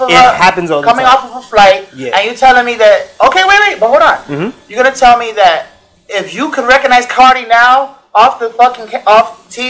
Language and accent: English; Miami, Florida, United States; We know, as in Miamians, like, this shit is second nature, bro.